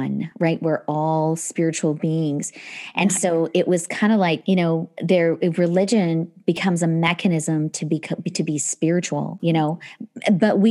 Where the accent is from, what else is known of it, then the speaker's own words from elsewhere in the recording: Northern Alberta, Canada; also born or lived in England; we grew up in Northern Alberta